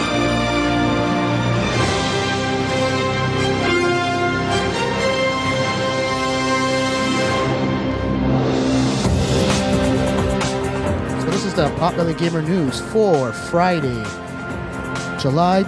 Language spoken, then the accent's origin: English; Canada; I'm Canadian